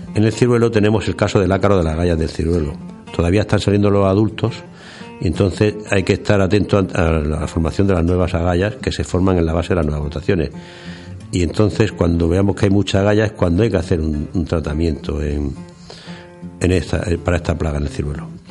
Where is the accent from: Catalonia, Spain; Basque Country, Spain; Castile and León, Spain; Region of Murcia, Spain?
Region of Murcia, Spain; aquí en Murcia nos afecta más porque somos una provincia eminentemente agrícola